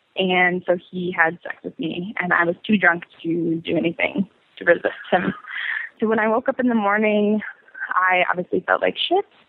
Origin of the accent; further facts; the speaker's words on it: Colorado, United States; moved away as an adult; now in New York City, United States; I'm originally from Colorado, um, and I've lived in New York for almost two years exactly